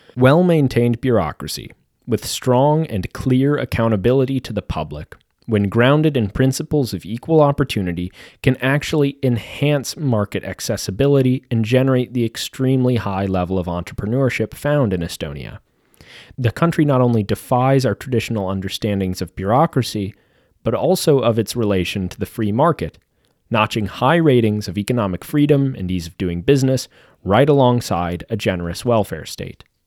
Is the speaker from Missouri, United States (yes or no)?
yes; Kansas City, Missouri, United States; a guy born and raised in Missouri